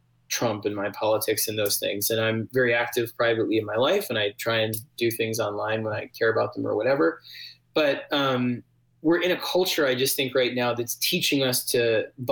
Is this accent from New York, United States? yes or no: yes; New York City, New York, United States; I grew up in New York City